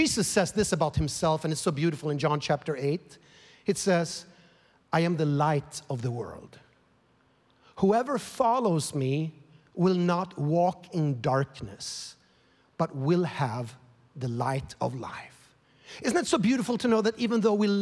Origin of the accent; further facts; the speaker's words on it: Sweden; now in United States; I'm born and raised in Sweden.